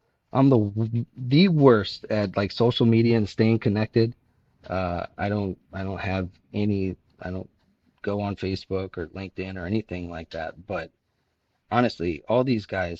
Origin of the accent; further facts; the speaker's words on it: Miami, Florida, United States; I grew up in Miami, Florida